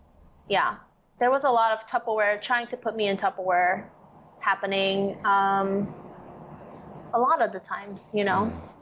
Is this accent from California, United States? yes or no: yes; San Diego, California, United States; first language English; also born or lived in Korea; I'm American. Like, oh, cool. We're from San Diego.